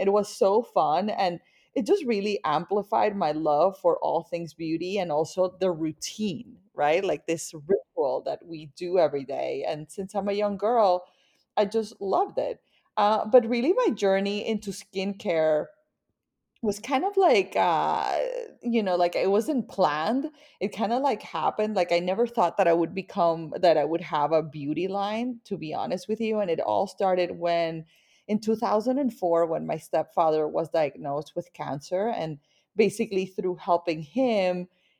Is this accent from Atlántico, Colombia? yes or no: yes; Barranquilla, Atlántico, Colombia; So I grew up in Barranquilla, Colombia. So I am a Latin woman and I grew up surrounded by a very vibrant Latin culture. Barranquilla is in the Caribbean coast and it's kind of like your dream Latin town, you know, like always warm